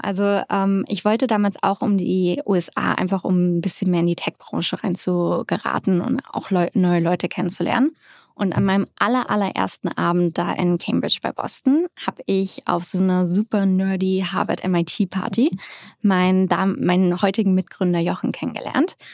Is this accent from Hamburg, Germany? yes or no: yes; Hamburg, Germany; moved away as an adult; also born or lived in Netherlands / London; now in United States; Ich bin Hamburgerin aus St. Georg